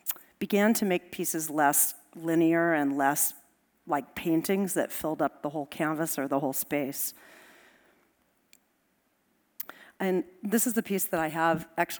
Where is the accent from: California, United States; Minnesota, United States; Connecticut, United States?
California, United States; Los Angeles; I grew up in Los Angeles